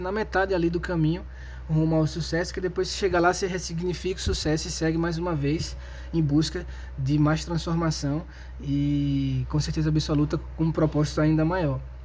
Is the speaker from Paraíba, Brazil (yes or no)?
no; Maceió, Alagoas, Brazil; Eu sou alagoano de Maceió moro num bairro de classe média baixa